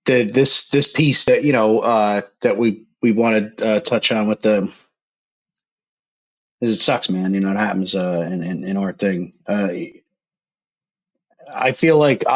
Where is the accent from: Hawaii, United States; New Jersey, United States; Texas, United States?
New Jersey, United States; I grew up in Jersey.